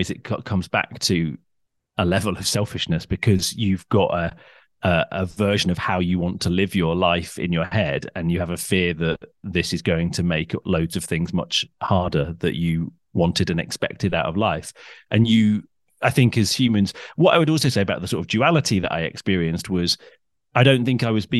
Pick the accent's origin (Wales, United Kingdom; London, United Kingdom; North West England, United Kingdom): North West England, United Kingdom; I grew up in Cheshire. So I'm sort of, I've lived a lot in the South, but I'm sort of from everywhere.